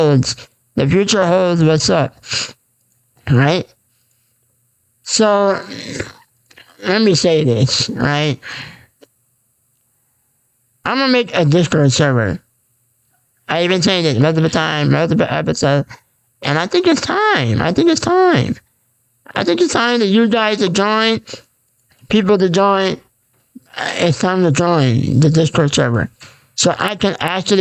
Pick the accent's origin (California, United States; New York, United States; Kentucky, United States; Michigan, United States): New York, United States; Bay Shore; I'm from New York, Bayshore